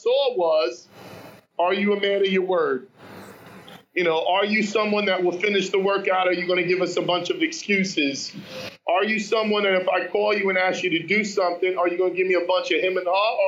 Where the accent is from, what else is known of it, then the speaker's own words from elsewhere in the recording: New York City, New York, United States; I'm coming from Harlem, and the only thing I got in common with these guys is that we can CrossFit.